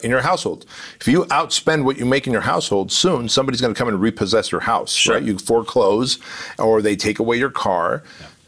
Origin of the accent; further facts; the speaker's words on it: Armenia; now in United States; I come from Armenia